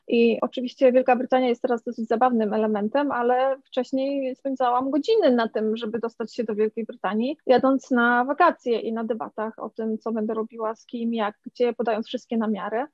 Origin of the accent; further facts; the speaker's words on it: Poland; urodziłam się w Polsce